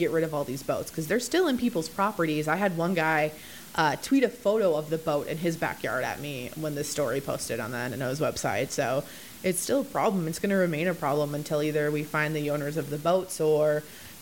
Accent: Minnesota, United States; moved away; I'm from Minnesota

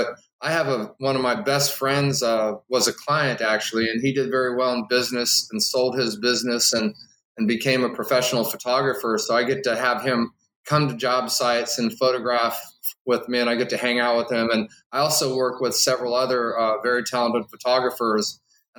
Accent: Omaha, Nebraska, United States; moved away as an adult; also born or lived in Southern California / Illinois / Ohio / Florida; I'm a Nebraskan. I was born in Omaha … I lived in Southern California for a few years, then back to Nebraska, then Illinois, and then Ohio.

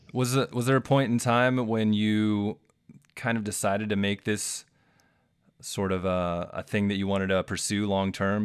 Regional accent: Ohio, United States; I'm from Ohio

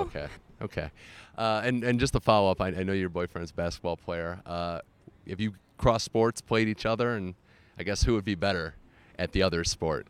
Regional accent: Cleveland, Ohio, United States; moved away; my hometown of Cleveland

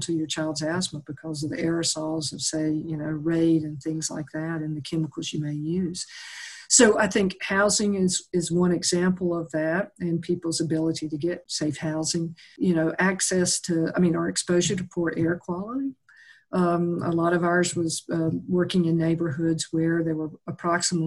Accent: the South, United States; growing up in the South, we lived with cockroaches in and out

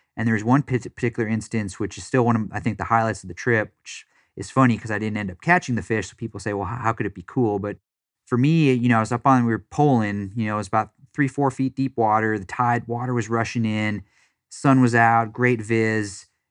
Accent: Wisconsin, United States; also born or lived in Florida; now in Dallas, United States; I grew up in Wisconsin

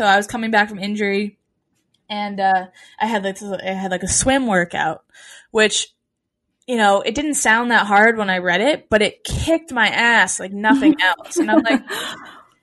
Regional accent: New England, United States; growing up in New England

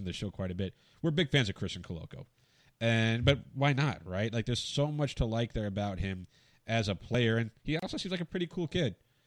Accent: Arizona, United States; I grew up in Arizona

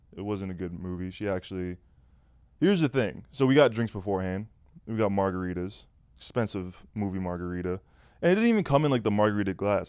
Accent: Canada; I'm Canadian

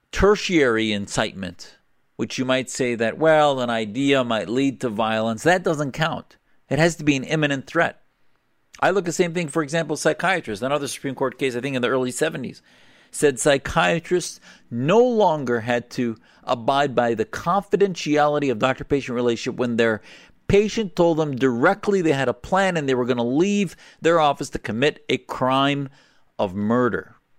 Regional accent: United States; as an American Muslim

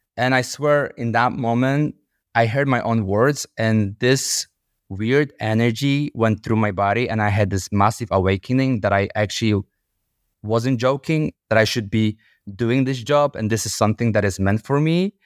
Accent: Łódź, Łódź Voivodeship, Poland; moved away as an adult; now in London, United Kingdom; I was born in Poland, in the city called Łódź. I was raised in one of the most dangerous and poorest neighborhoods

